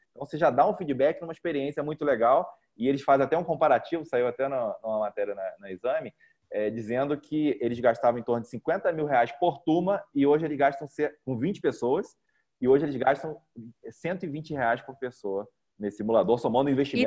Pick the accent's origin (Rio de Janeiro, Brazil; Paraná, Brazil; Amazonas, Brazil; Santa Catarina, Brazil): Rio de Janeiro, Brazil; moved away as an adult; also born or lived in São Paulo; now in Goiânia, Brazil; eu sou carioca e me, fiz, é, estudei né, a universidade em São Paulo. Morei em São Paulo durante 15 anos e estou em Goiânia há dois anos e meio